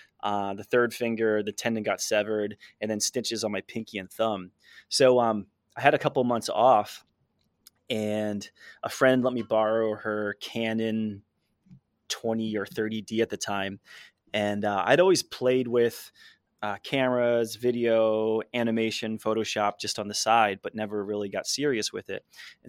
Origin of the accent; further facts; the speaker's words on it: New Jersey, United States; I grew up in Jersey on the East Coast